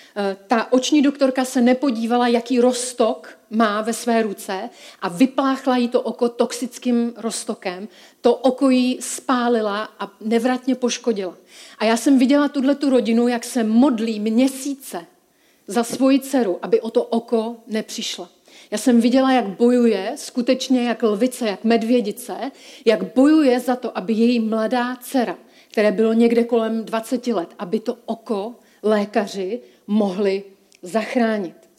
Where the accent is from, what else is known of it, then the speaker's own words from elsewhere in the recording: Czechia; já jsem se narodila v České republice